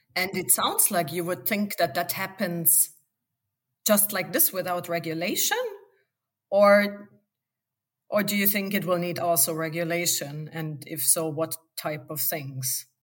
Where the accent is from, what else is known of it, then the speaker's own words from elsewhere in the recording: Bavaria, Germany; I come from Bavaria